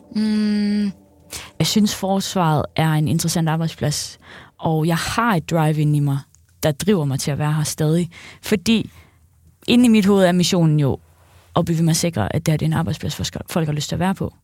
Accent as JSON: {"language": "Danish", "area": "Central Jutland", "region": "Central Denmark Region", "country": "Denmark", "said": "Jeg er fra Midtjylland"}